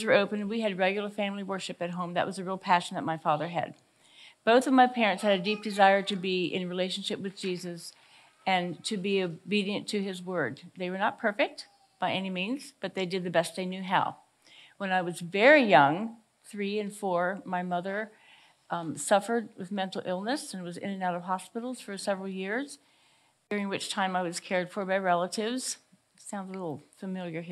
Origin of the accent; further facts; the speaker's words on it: Greenwood, Delaware, United States; I grew up here in this area of Greenwood, Delaware. This is my hometown